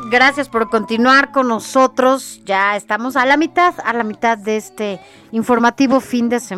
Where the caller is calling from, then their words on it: Azcapotzalco, Mexico City, Mexico; de Azcapotzalco.